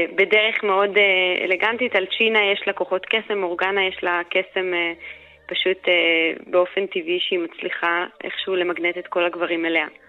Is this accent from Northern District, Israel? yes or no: yes; Karmiel, Northern District, Israel; moved away as an adult; now in Vienna, Austria; אני הגעתי מכרמיאל, מקונסרבטוריון אה, שבו למדתי מוזיקה והייתי במקהלה